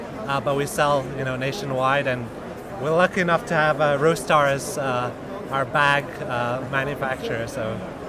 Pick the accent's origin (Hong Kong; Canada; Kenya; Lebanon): Kenya; I grew up around coffee. I'm originally from Kenya, so we grew up around some like coffee farms.